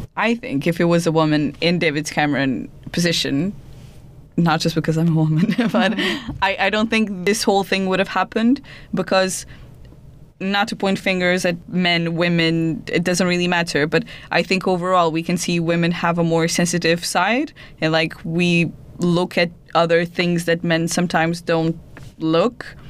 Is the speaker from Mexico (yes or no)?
no; Portugal; now in United Kingdom; I'm, I'm from Portugal